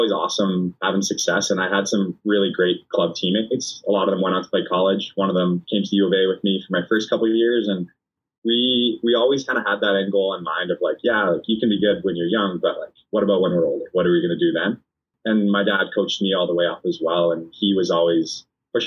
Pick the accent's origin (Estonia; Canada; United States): Canada; being a Canadian